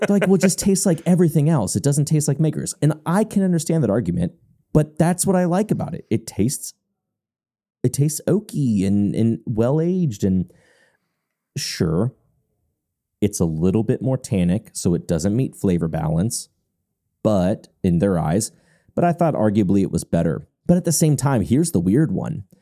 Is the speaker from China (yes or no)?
no; Louisville, Kentucky, United States; moved away as an adult; I'm born and raised in Louisville, Kentucky